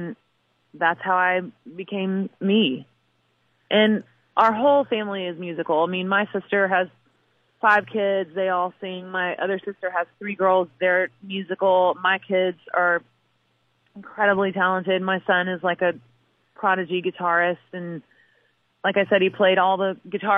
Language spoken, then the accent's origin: English; New Franklin, Missouri, United States; moved away; what it's like to grow up in Missouri